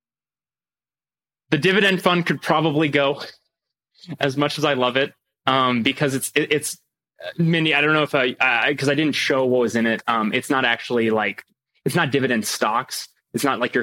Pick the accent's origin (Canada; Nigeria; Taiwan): Canada; Quebec; now in California, United States; I'm originally from Quebec.